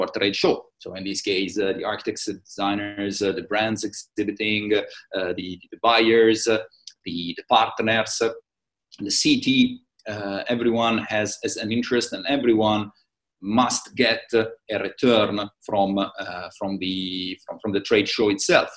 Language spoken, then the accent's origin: English; Italy; accent: Italian; English is a second language; moved away as an adult; now in Middle East; Originally, I'm Italian, as you can assume from my very marked accent.